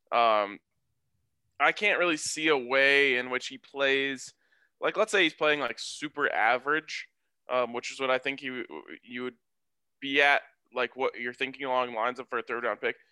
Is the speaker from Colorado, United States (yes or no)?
yes; Colorado, United States; my hometown and Boulder